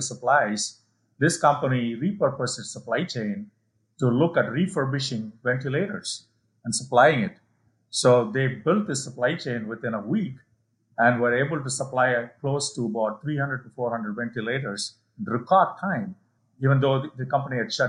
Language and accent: English; India; moved away; my hometown now in India, where I grew up